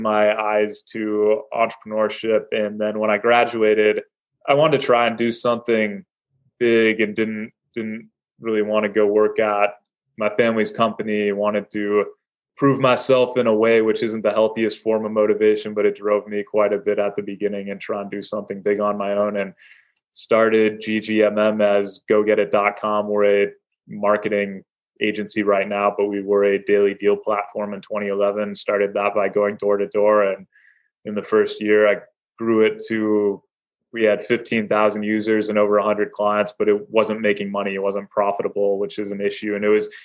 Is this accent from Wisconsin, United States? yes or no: yes; Madison, Wisconsin, United States; now in Milwaukee, United States; I grew up in Madison, so I haven't made it too far. I've made it about 90 miles away.